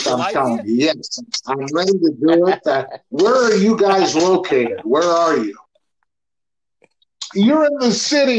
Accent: Akron, Ohio, United States; moved away as an adult; now in Los Angeles, United States; Akron's a great town. That's my hometown, and I learned a lot there. I learned a lot about music and learned how to play there. And when I was 18, I packed it up and moved to beautiful Los Angeles.

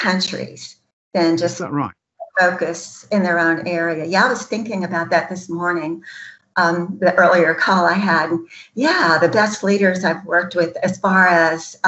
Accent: United States; I'm an American

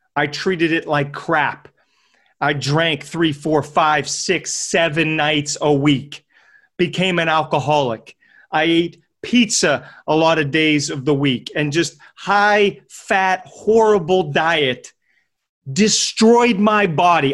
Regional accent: Pittsburgh, Pennsylvania, United States; I'm from Pittsburgh, P

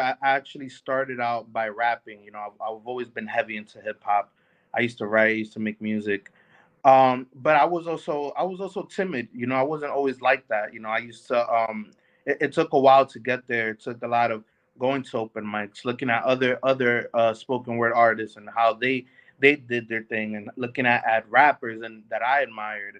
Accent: New York City, New York, United States; growing up in the Bronx

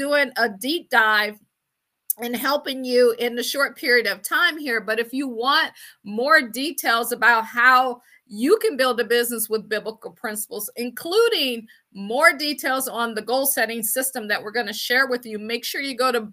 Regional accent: Akron, Ohio, United States; moved away as an adult; also born or lived in Washington, District of Columbia, United States / Baltimore / Boston / Pittsburgh; I'm from Akron, Ohio

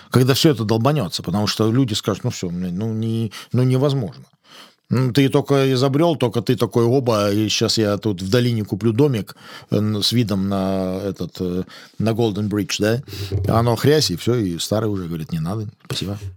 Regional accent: Lithuania; moved away; я родился в Советском Союзе, в Литве

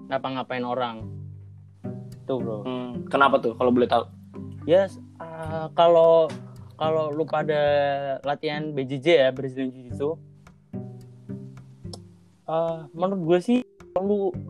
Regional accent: Semarang, Central Java, Indonesia; gue asli Semarang

